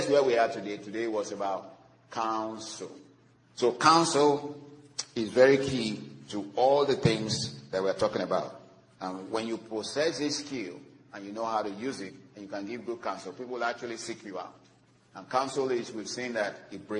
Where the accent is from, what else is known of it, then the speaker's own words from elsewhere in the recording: Nigeria; I'm from Nigeria, and unfortunately, that place is collapsing